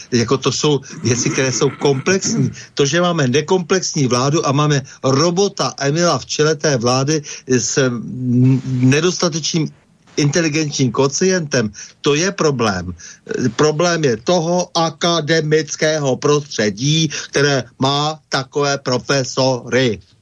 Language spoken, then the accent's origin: Czech; Bohemia, Czechia; u nás v Čechách